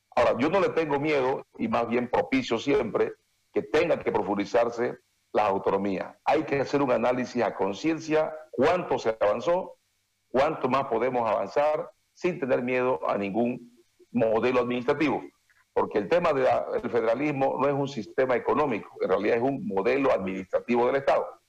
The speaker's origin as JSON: {"language": "Spanish", "region": "Santa Cruz", "country": "Bolivia", "tie": "born or raised there", "said": "yo soy profundamente querendón de Santa Cruz, aquí nací, aquí me voy a morir"}